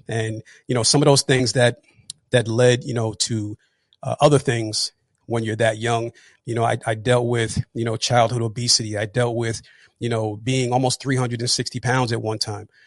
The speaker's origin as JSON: {"language": "English", "region": "New Jersey", "country": "United States", "tie": "born or raised there", "also_born_or_lived": "Atlanta", "said": "I'm actually from New Jersey, born and raised."}